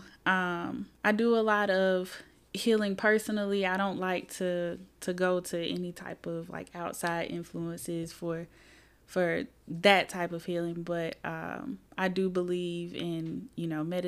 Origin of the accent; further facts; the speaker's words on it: Birmingham, Alabama, United States; moved away as an adult; also born or lived in Selma, Alabama; now in Huntsville, United States; I'm from Birmingham, went to Huffman High School. I'm just a regular girl from the East Side. I grew up here mostly